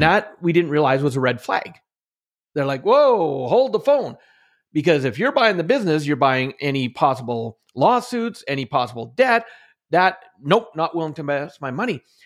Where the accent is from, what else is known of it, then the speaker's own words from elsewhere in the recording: central Alberta, Canada; growing up in Canada, in central Alberta, most of my life